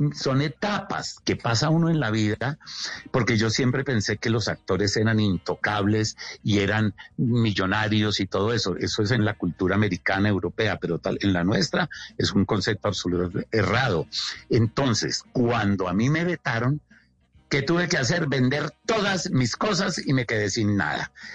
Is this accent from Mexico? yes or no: no; Colombia; moved away as an adult; also born or lived in New York; no quiero estar aquí en Colombia más, me quiero ir, pero me fui. Me fui con un álbum de fotografías a Nueva York